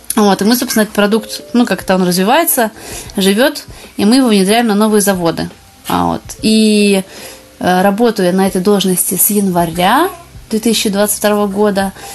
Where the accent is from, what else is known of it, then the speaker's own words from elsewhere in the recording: Russia; now in Paris, France; я из России